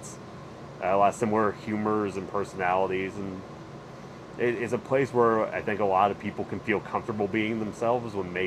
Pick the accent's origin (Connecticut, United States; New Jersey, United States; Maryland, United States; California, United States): New Jersey, United States; northern; moved away as an adult; now in Charlotte, United States; I live in Charlotte. I'm originally from New Jersey, northern New Jersey, but I've been in Charlotte since I was 18.